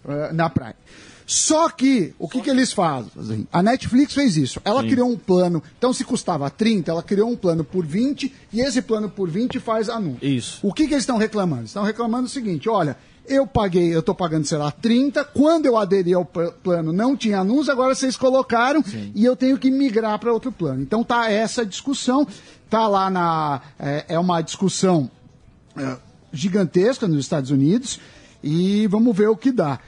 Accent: Brazil; eu como, como brasileiro

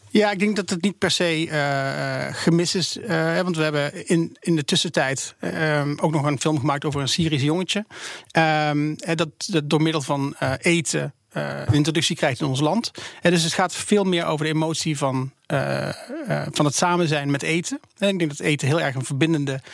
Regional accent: Netherlands; als Nederlanders

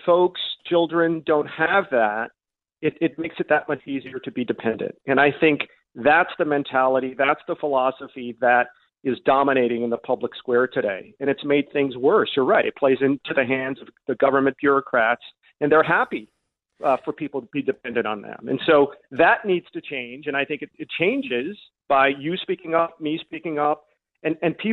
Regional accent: Kansas City, Missouri, United States; I was born in Kansas City, Missouri

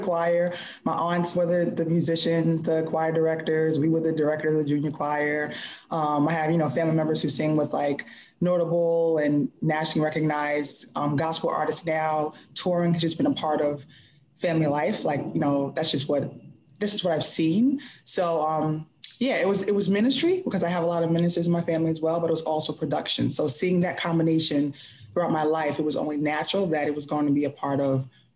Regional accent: New York City, New York, United States; now in Baltimore, United States; I am from New York

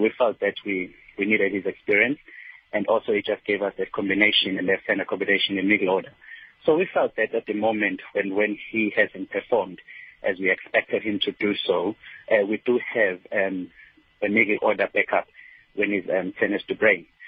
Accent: South Africa; as a South African

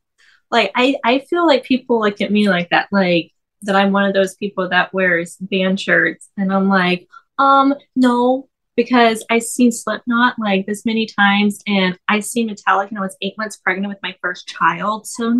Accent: Fort Worth, Texas, United States; I'm from Fort Worth, Texas. So it's like right outside of Dallas.

